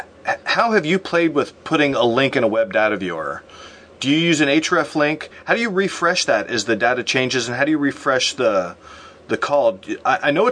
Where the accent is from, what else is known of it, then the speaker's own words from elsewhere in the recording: Midwest, United States; I'm from the Midwest